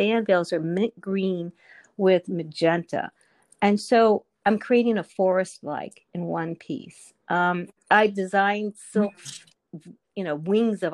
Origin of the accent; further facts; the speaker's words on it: Montgomery County, Maryland, United States; I grew up in Montgomery County